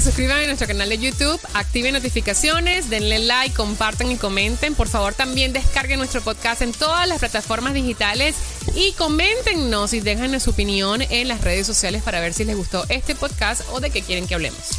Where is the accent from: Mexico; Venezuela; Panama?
Venezuela; now in United States; yo hablo con mi familia todos los días en Venezuela